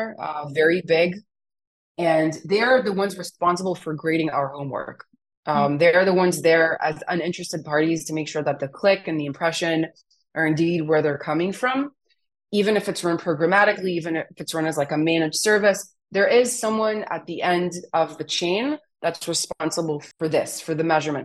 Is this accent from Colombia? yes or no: no; Israel; my parents immigrated from Romania to Israel